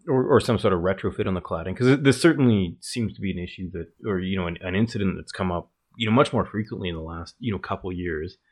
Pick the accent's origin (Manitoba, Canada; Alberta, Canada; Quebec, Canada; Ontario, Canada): Alberta, Canada; Calgary; we're both from Calgary, Alberta